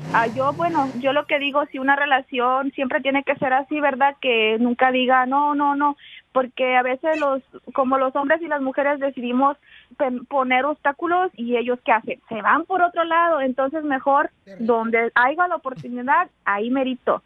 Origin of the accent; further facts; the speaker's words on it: Guerrero, Mexico; yo soy de Guerrero